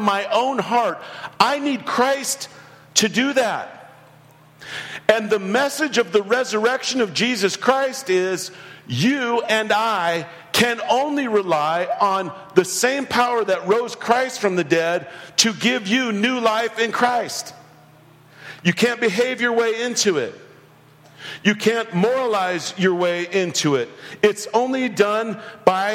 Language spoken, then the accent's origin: English; United States